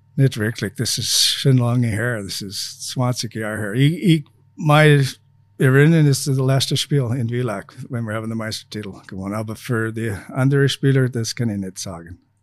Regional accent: Saskatchewan, Canada; German is a second language; moved away as an adult; also born or lived in Feldkirch, Austria; now in Linz, Austria; meine Heimat in canada Saskatchewan

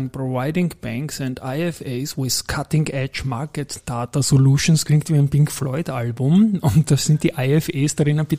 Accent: Styria, Austria; als Steirer bietet sich natürlich an, Andritz und AT&S

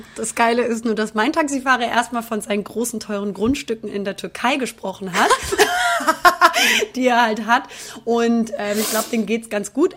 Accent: Northern Germany, Germany; now in Cologne, Germany; als, als äh, Norddeutsche

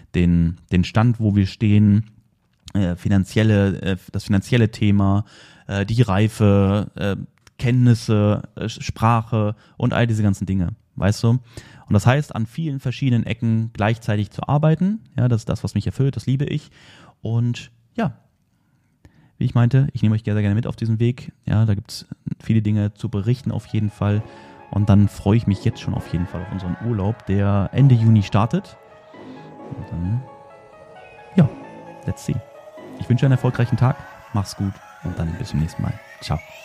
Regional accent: near Wolfsburg, Lower Saxony, Germany; ich bin in der Nähe von Wolfsburg aufgewachsen

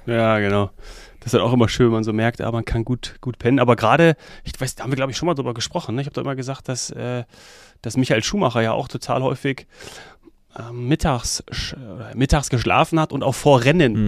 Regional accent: Hesse, Germany; ich als gebürtiger Hesse

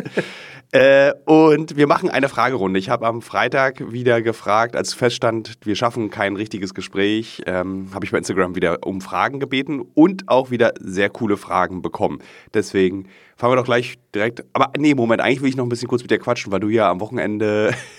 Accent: Berlin, Germany; es ist meine Stadt, meine Heimat und ich liebe ja diesen Fernsehturm

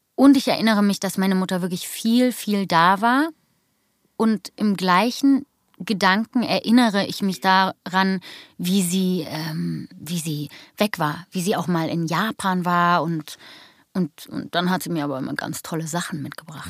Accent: Berlin, Germany; Ich bin der echte Berliner Jöre, hier geboren, aufgewachsen.

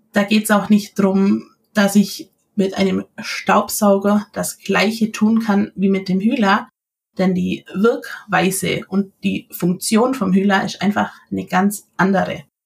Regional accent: near Ulm, Baden-Württemberg, Germany; ich komme aus der Nähe von Ulm

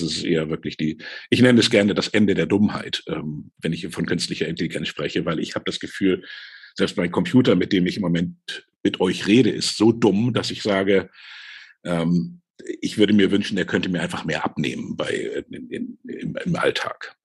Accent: Hamburg, Germany; Ich bin nämlich aufgewachsen in Hamburg

